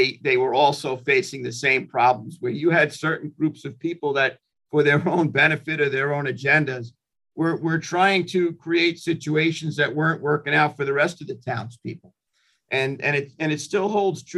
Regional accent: Hampton Bays, New York, United States; also born or lived in Brooklyn, New York; I was living in Hampton Bays from third grade right on through high school

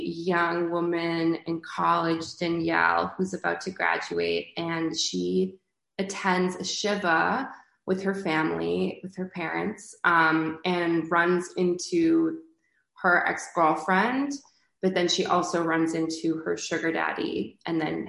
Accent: Canada; moved away as an adult; also born or lived in New York; I'm from Canada

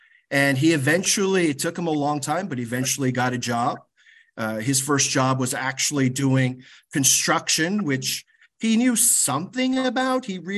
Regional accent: New York City, New York, United States; also born or lived in Korea; growing up in Queens for many years

